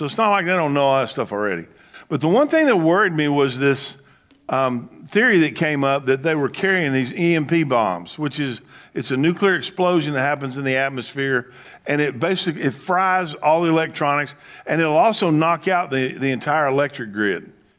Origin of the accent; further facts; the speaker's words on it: the South, United States; when I grew up in the South, and that it was called the Bible Belt.